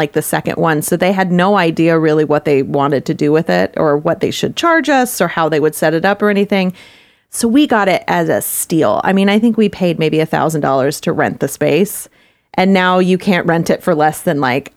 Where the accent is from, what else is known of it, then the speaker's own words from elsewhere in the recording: Dallas, Texas, United States; now in Kansas City, United States; I grew up in Dallas